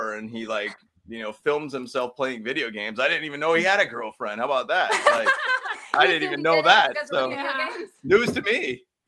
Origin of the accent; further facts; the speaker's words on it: Bay Area, California, United States; I grew up in the Bay Area